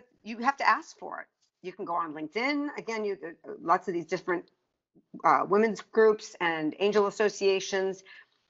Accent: East Coast, United States; now in California, United States; I'm from the East Coast

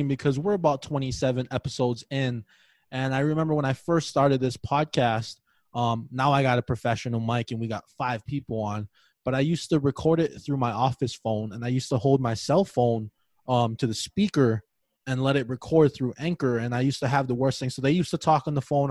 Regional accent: Hawaii, United States; moved away; I grew up in Hawaii, so we speak a lot of broken English

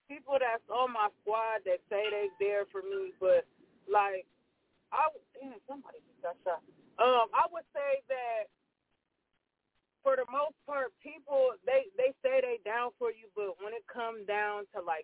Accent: Columbus, Ohio, United States; I'm from Columbus, Ohio and I'm currently in Columbus, Ohio right now.

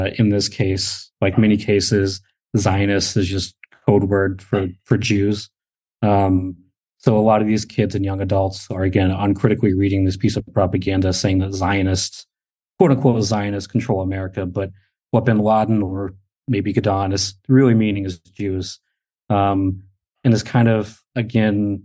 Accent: United States

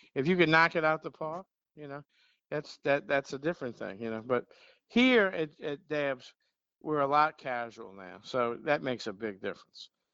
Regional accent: Metairie, Louisiana, United States; I, I, was born and raised right down the street on Lake Villa

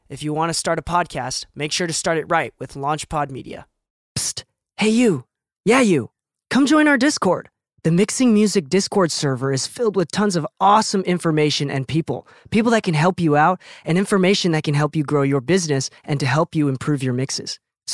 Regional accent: Chicago, Illinois, United States; I love Chicago. Yeah. I grew up in Chicago.

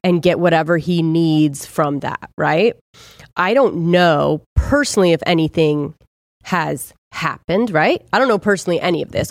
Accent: Ojai, California, United States; I'm from Ojai

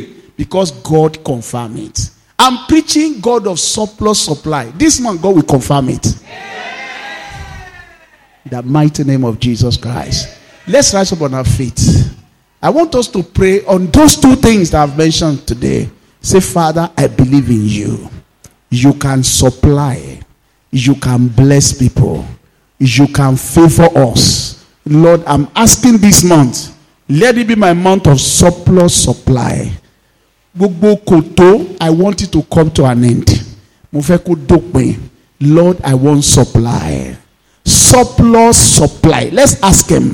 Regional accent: Nigeria; my hometown, Odumu

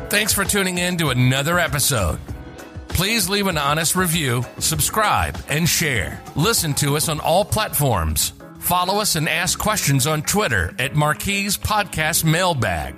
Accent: Chicago, Illinois, United States; I'm from Chicago

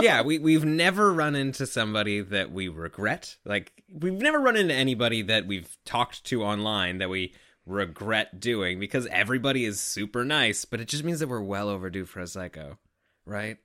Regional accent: Canada; we're Canadian

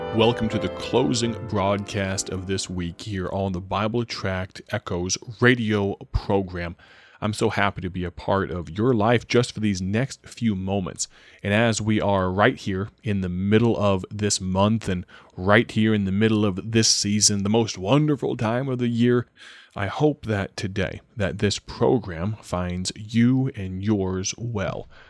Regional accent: Dwight, Illinois, United States; my hometown of Dwight, Illinois

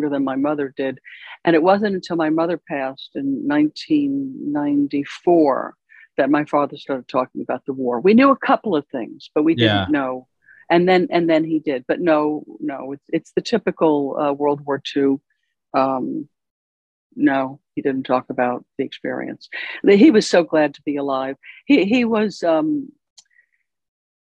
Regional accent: Westchester, New York, United States; I grew up in Westchester, New York, which is about 20 miles up from the island of Manhattan

